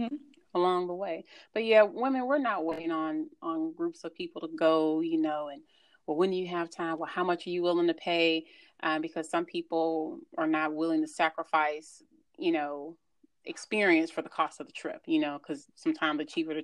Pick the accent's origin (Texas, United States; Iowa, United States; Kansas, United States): Texas, United States; Houston; we're from Houston